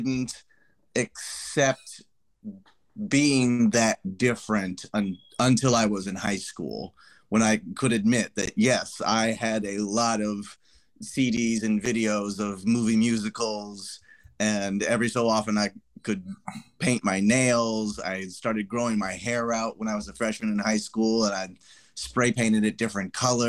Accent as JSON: {"language": "English", "region": "Ohio", "country": "United States", "tie": "born or raised there", "moved": "yes", "lives_now": "New York, United States", "said": "I'm originally born and raised in Ohio"}